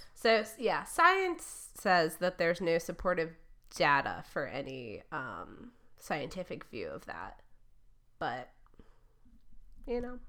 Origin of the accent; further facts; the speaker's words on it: Michigan, United States; moved away; where I grew up in Michigan